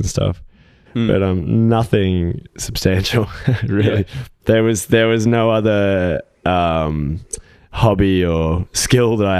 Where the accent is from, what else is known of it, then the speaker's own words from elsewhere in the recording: Gold Coast, Queensland, Australia; I grew up like very close to here, Eleanora, Palm Beach